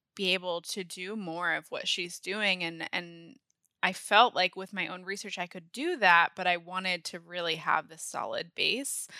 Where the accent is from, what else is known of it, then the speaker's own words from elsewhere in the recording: Maine, United States; moved away as an adult; also born or lived in San Diego / Connecticut; I grew up in Maine. I moved from San Diego when I was three, grew up in Maine, and went to college in Maine